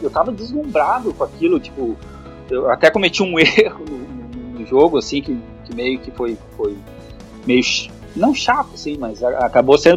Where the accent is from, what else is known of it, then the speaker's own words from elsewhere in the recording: Brazil; E, e aí eu falo, não, eu sou brasileiro.